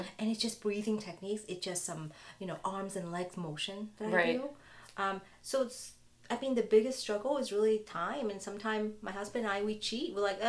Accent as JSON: {"language": "English", "country": "Vietnam", "tie": "born or raised there", "moved": "yes", "said": "growing up in Vietnam"}